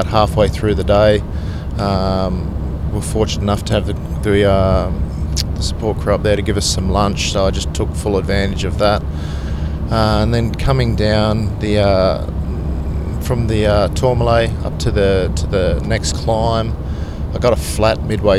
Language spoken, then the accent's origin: English; Sydney, New South Wales, Australia; I'm from the Northern Beaches in Sydney, in Mona Vale.